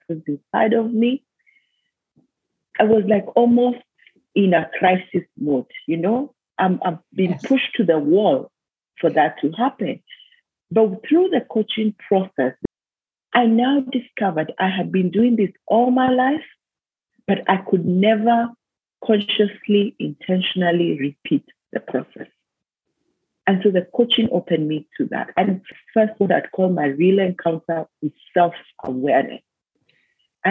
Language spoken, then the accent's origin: English; Kenya; moved away as an adult; I was born in Kenya, went to school in Kenya, did my university in Kenya.